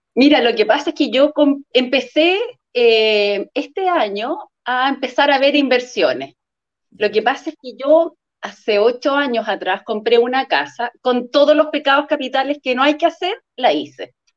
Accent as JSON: {"language": "Spanish", "town": "Puerto Varas", "region": "Los Lagos", "country": "Chile", "said": "trabajo en un colegio en Puerto Varas, soy de Puerto Varas"}